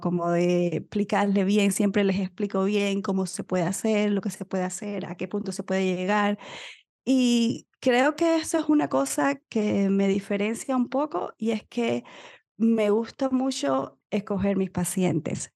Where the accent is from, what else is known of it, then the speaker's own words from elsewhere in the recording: Cuba; moved away; soy médico cubana viviendo en otro país